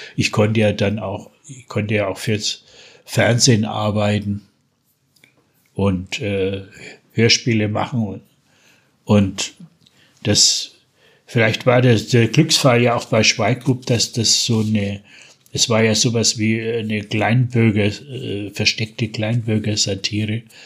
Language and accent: German; Franconia, Bavaria, Germany; accent: Franconian (East Franconian); also Berlin dialect; ich bin ja eigentlich zweisprachig aufgewachsen. Mein Vater war waschechter Berliner, hat bis oh, zu seinem okay. Tod, bis zu seinem Tod äh, Dialekt, auch den Berliner Dialekt gepflegt. Den habe ich gleich mitgelernt, oh, neben, neben Fränkisch